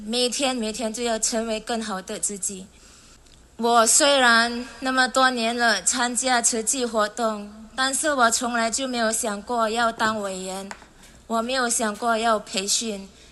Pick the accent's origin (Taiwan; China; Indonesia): Indonesia; 我是从一年来的